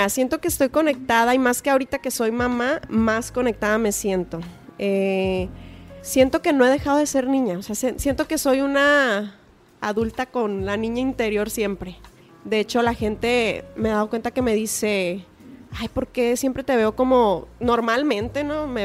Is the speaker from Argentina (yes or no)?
no; Culiacán, Sinaloa, Mexico